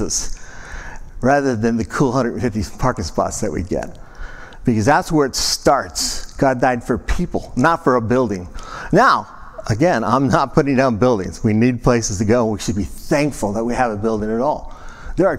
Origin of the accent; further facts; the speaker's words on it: San Clemente, California, United States; my hometown in San Clemente, California